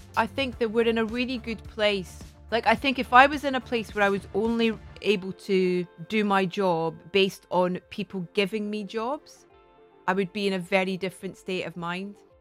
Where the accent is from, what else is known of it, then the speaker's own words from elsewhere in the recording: Scotland, United Kingdom; moved away as an adult; also born or lived in London; I'd kind of got down to London, away from Scotland.